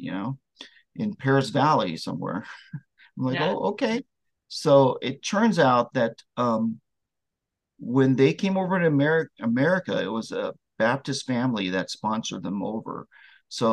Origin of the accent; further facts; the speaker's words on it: Vietnam; I was born in Vietnam during the Vietnam War, and I'm one of the Amerasian babies